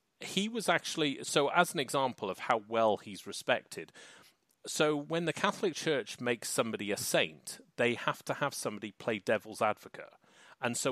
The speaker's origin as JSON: {"language": "English", "country": "United Kingdom", "said": "I'm British"}